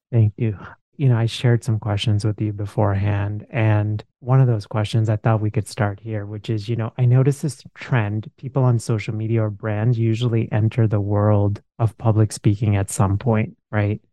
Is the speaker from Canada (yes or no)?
no; India; moved away; I grew up in India